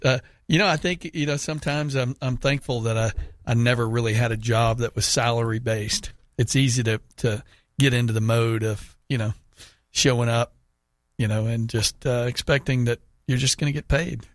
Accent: United States; I'm saying this as an American

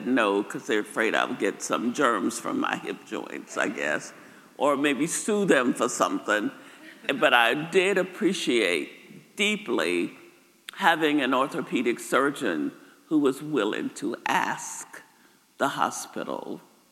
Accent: Arkansas, United States; moved away; I grew up in Arkansas, just across the river in Moro, Mariana, Far City, that area.

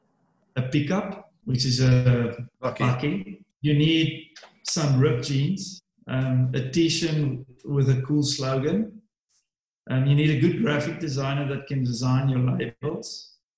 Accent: Swartland, Western Cape, South Africa; I grew up in the Swartland

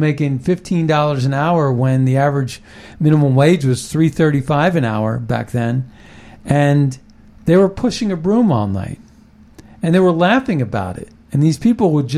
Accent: Ohio Valley, United States; I grew up in Ohio Valley. I grew up in the Rust Belt in the 70s and the 80s

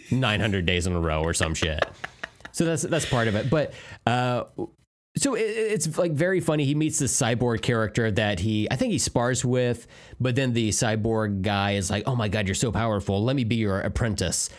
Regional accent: United States; me as an American

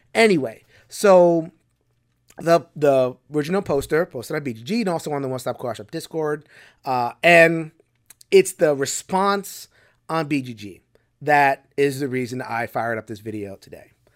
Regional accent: United States; as American gamers

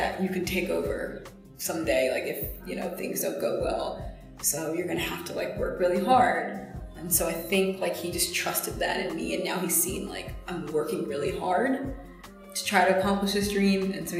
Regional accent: Macon, Georgia, United States; moved away as an adult; also born or lived in Twin Falls, Idaho / Raleigh-Durham / Evanston, Illinois; now in Chicago, United States; I did an internship in my hometown station in Macon, Georgia.

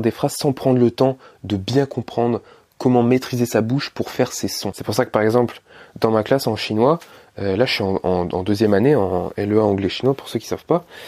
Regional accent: France; je suis français, je vis avec des Français

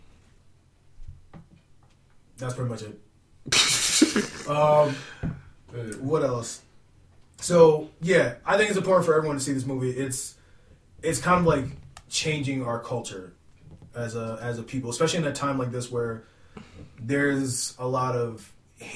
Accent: Nigeria; Being Nigerian, that's just how I live.

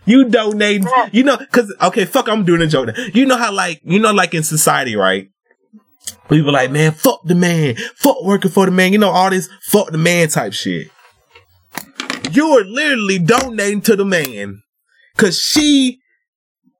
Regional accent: the South, United States; I'm from the South too

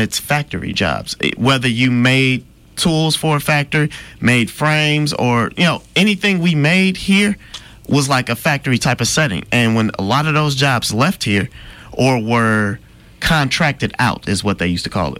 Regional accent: Midwest, United States; I'm from the Midwest

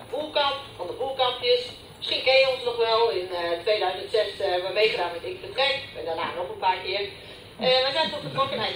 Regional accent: Scheveningen, South Holland, Netherlands; Ik kom zelf uit Scheveningen.

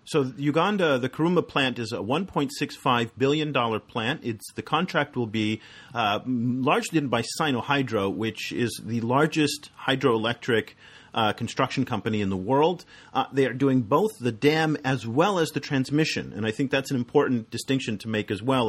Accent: United States; as an American

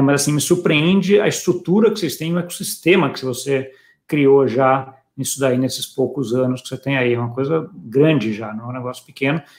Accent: Brazil; eu, como brasileiro

